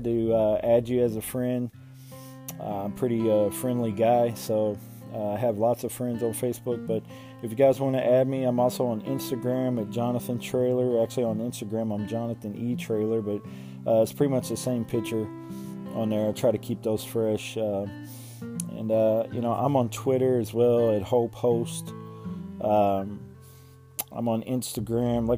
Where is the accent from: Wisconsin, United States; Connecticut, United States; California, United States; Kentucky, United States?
Kentucky, United States; Louisville; from Louisville, Kentucky, my hometown